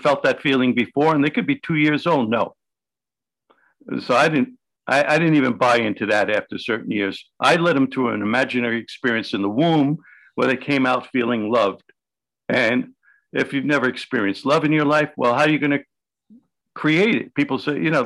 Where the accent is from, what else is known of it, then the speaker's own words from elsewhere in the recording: New York City, New York, United States; I grew up in the South Village in New York City